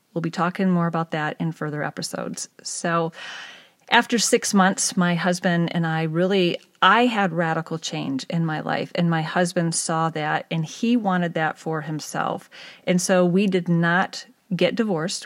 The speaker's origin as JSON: {"language": "English", "town": "East Lansing", "region": "Michigan", "country": "United States", "tie": "born or raised there", "also_born_or_lived": "Pittsburgh, Pennsylvania", "moved": "as an adult", "said": "I grew up in Michigan in the country next door to my grandparents' farm in East Lansing area"}